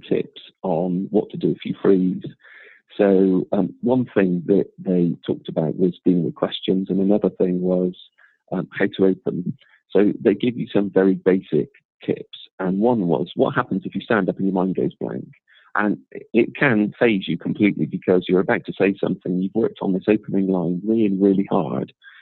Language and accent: English; Bristol, South West England, United Kingdom; accent: Bristolian; also born or lived in London; I can remember trying to drop my accent, trying really, really hard not to sound like I was from Bristol. And then eventually when I became slightly more comfortable with who I was, it appeared